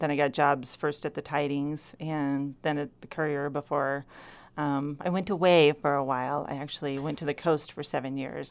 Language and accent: English; Rogue River, Oregon, United States; I was born in Southern Oregon and raised here.